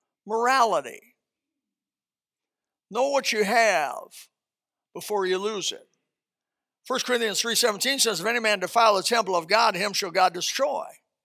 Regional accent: Indiana, United States; I came from Indiana, trailer trash.

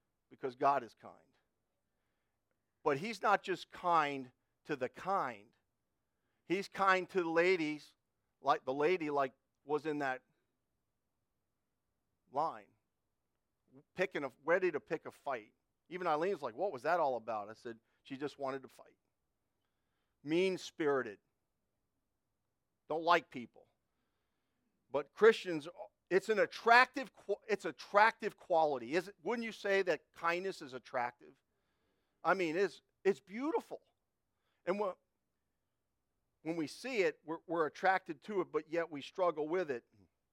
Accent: United States; I grew up in Connecticut, New York

